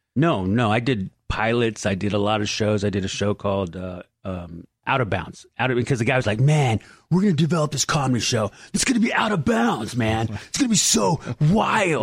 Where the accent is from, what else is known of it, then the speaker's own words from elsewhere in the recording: San Diego, California, United States; I was from San Diego